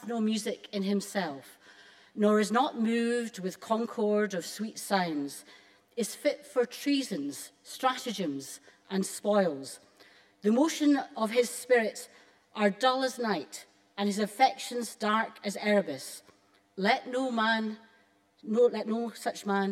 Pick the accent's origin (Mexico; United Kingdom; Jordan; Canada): United Kingdom; Alloway, Scotland; I grew up in Robert Burns's birthplace in Alloway